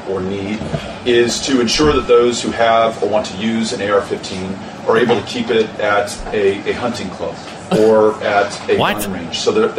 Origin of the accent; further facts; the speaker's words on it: Texas, United States; feral hogs in Texas, which are a real problem on a lot of the ranches and farms in my home state.